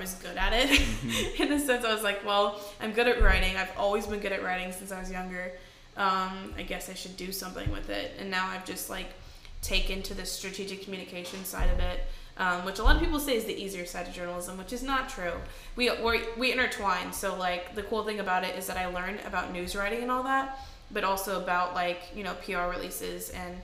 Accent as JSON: {"language": "English", "town": "Kansas City", "country": "United States", "also_born_or_lived": "Nashville", "moved": "yes", "said": "I'm from Kansas City. Well, outside of Kansas City, but I moved to Nashville about, like, 8 years ago"}